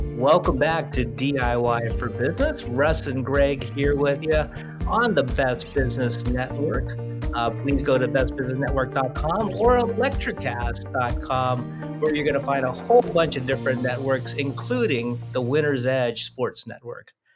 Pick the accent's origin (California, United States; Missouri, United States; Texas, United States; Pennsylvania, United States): California, United States; Oakland; I was born in Oakland